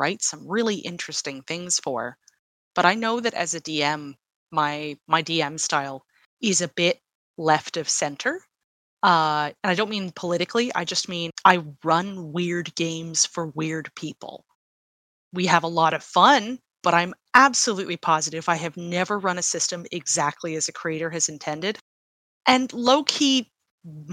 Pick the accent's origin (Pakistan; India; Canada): Canada; I am Canadian